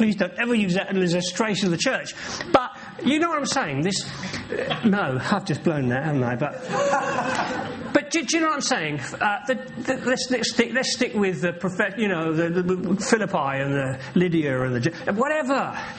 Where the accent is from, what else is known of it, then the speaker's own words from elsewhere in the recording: England, United Kingdom; Well, I'm an Englishman, you know. We're a bit like that, aren't we?